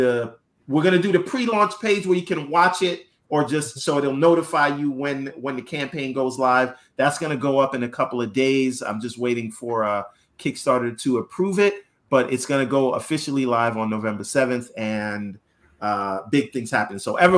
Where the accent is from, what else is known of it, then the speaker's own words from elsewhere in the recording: New York City, New York, United States; I grew up in the Bronx as well, but I would argue it was my Jamaican parents that made me violent